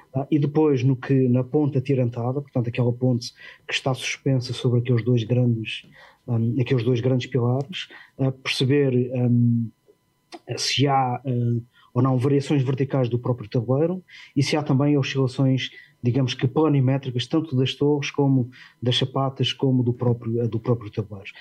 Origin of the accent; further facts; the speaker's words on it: Portugal; moved away as an adult; also born or lived in London; quando saí de Portugal, ingressei diretamente no, uh, no Crossrail